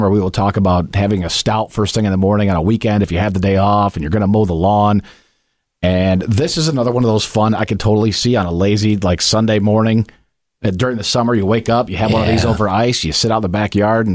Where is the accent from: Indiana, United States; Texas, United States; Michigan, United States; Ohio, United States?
Michigan, United States; Kalamazoo; moved away; This brewery is in Kalamazoo, and that's my hometown, and I go back there often enough